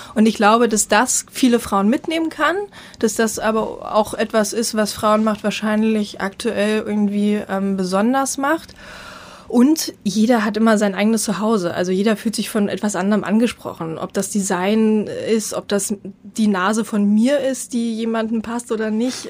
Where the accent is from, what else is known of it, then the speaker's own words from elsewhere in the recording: East Germany, Germany; ich komme aus dem Osten